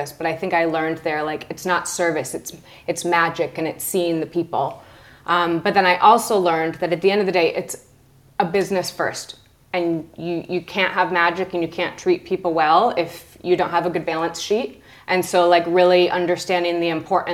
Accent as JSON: {"language": "English", "town": "Lansing", "region": "Michigan", "country": "United States", "tie": "born or raised there", "also_born_or_lived": "Arizona / Chicago", "moved": "as an adult", "lives_now": "London, United Kingdom", "said": "My first job, I was a receptionist at my mom and dad's beauty salon in my tiny town in Lansing, Michigan. I worked there through high school"}